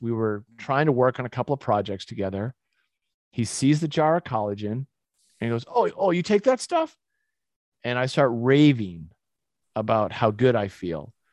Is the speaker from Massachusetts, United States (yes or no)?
yes; Winchester, Massachusetts, United States; moved away as an adult; also born or lived in Utah; I grew up in Winchester, Massachusetts